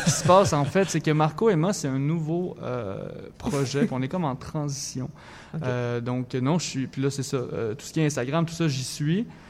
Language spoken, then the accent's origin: French; Thetford Mines, Quebec, Canada; moved away as an adult; now in Montreal, Canada